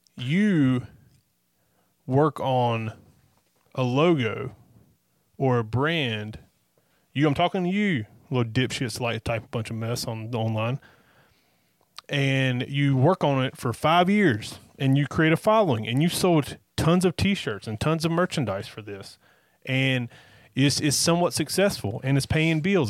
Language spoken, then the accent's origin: English; North Carolina, United States; we are from North Carolina